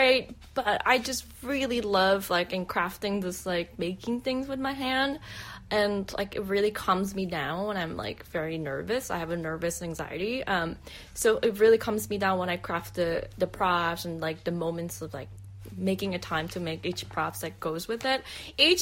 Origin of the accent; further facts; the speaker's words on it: South Korea; moved away; going back to my home country. And like, so 2017, I went back to Korea for the first time in 16, 17 years